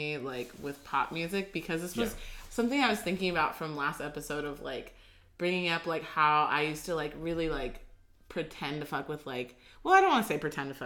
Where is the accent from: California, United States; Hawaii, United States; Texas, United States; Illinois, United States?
California, United States; Oxnard; we grew up in Oxnard, which is predominantly Mexican